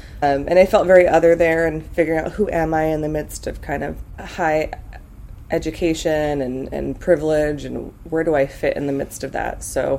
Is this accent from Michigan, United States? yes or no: no; Gilroy, California, United States; also born or lived in New Mexico; growing up in Gilroy, like we had the quintessential large Mexican family